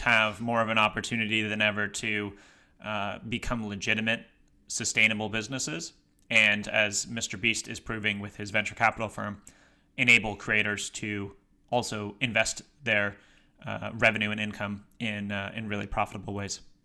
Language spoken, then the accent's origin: English; Massachusetts, United States; my home state of Massachusetts